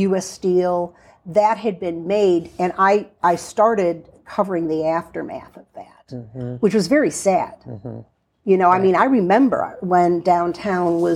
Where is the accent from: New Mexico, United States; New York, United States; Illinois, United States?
Illinois, United States; Chicago; moved away as an adult; now in Youngstown, United States; I was born and raised in Chicago, and I've actually lived here far longer than I lived in Chicago. I've lived here 44 years